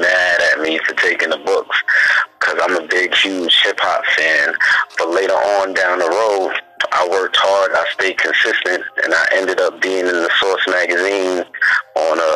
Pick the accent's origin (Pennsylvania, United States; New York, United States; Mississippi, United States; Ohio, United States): New York, United States; New York City; I'm from Ozone Park, Southside, Jamaica, Queens